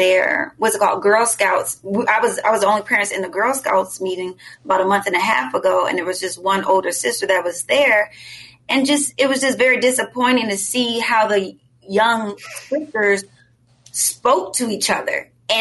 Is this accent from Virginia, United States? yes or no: yes; Richmond, Virginia, United States; that's my hometown